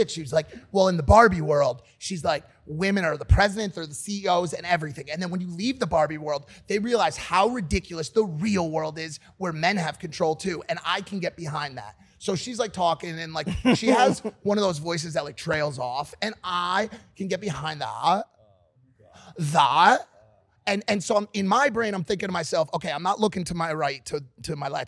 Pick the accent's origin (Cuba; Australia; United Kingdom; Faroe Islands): Cuba; Havana; Yo, you know, you know I'm from Havana, right?